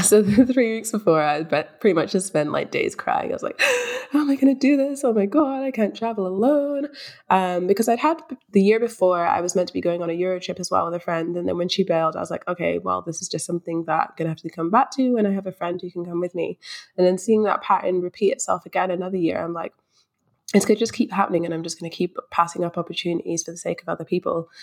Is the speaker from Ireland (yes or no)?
no; Scotland, United Kingdom; moved away as an adult; also born or lived in London; now in Melbourne, Australia; I was born in London, but I spent most of my life in Scotland, so I just say I'm from Scotland.